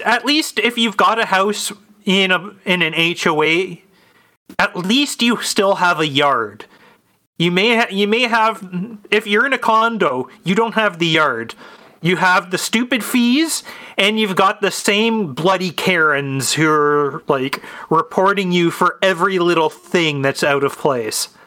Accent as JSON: {"language": "English", "country": "Canada", "said": "I'm from Canada"}